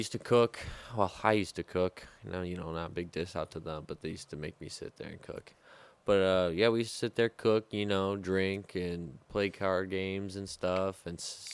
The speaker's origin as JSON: {"language": "English", "region": "Midwest", "country": "United States", "said": "I'm from the Midwest"}